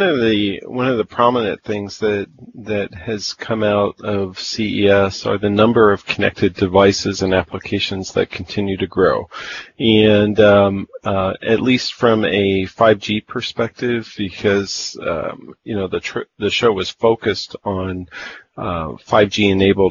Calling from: Midwest, United States; I'm calling in from Studio 515 in the Midwest. Frozen Midwest, I might add.

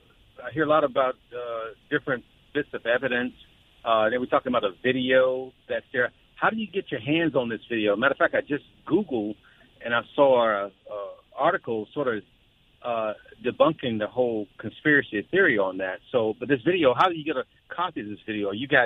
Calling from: Virginia, United States

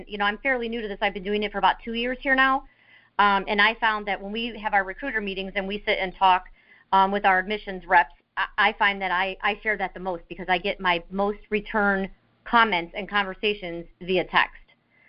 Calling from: Ohio, United States; I'm calling from Raphael's of Beauty School in Ohio.

